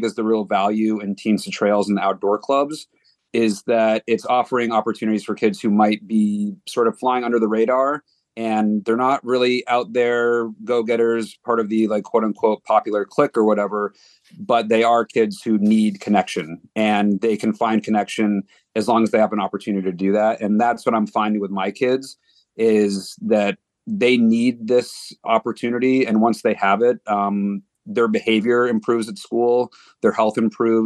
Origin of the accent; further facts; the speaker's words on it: Castine, Maine, United States; I grew up in Castine